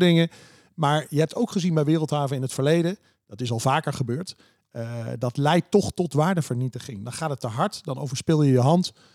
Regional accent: Heerlen, Limburg, Netherlands; moved away; also born or lived in Vries, Drenthe; Heerlen, waar ik vandaan kom

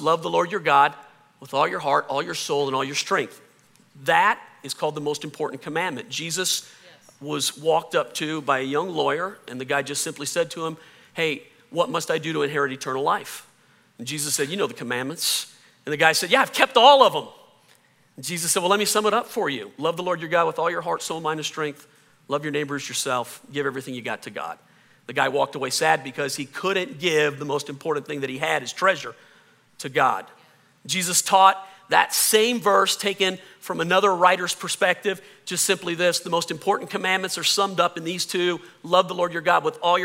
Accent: the South, Southern United States, United States; accent: Southern; I can hear my Southern accent come out

